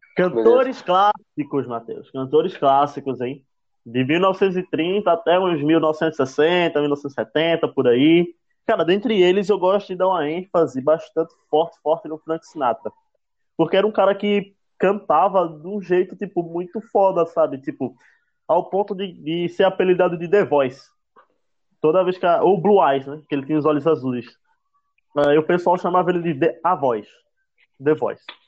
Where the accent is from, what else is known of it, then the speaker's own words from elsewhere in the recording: Northeast Region, Brazil; eu sou do Nordeste, né? É bem impossível não perceber meu sotaque